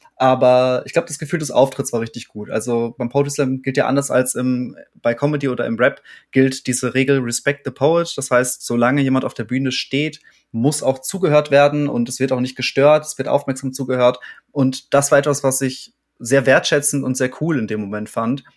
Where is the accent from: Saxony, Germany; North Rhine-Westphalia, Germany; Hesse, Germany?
North Rhine-Westphalia, Germany; Warstein; ich bin in Warstein aufgewachsen